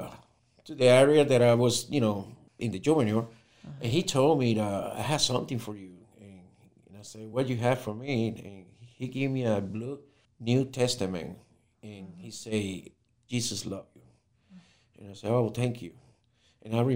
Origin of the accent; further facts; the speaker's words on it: Ponce, Puerto Rico; I'm from Puerto Rico, growing in the city of Ponce